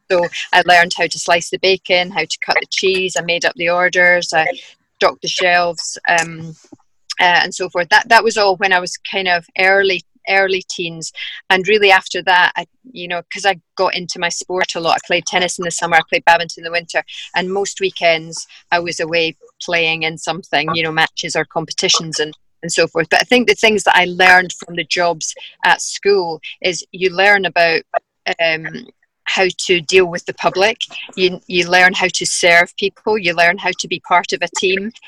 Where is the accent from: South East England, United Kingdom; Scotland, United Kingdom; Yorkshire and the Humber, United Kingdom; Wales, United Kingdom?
Scotland, United Kingdom; Dunblane; also born or lived in Glasgow; We moved from Glasgow back to Dunblane to be a bit closer to my parents